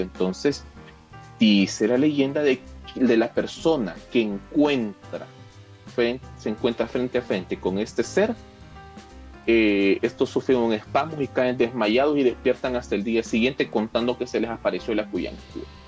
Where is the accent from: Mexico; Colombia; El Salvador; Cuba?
El Salvador; aquí como salvadoreños